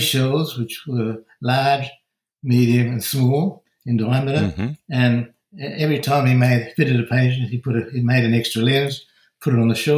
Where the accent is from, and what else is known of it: Perth, Western Australia, Australia